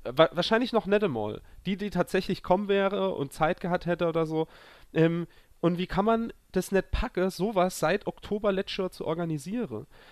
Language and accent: German; a village near Zweibrücken, Rhineland-Palatinate, Germany; moved away; Dorffest bei uns äh, im Dorf, wo ich herkomme